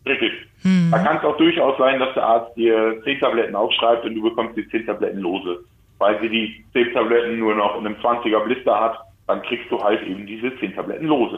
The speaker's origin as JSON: {"language": "German", "country": "Germany", "said": "ich als Deutscher"}